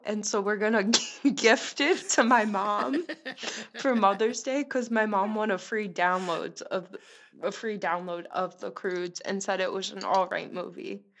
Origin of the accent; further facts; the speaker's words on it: Long Island, New York, United States; I'm from Long Island.